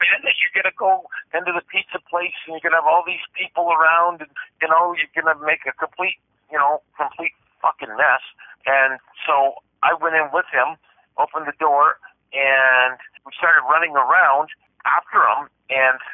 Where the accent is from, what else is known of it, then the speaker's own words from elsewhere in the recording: Canada; I'm a Canadian truck driver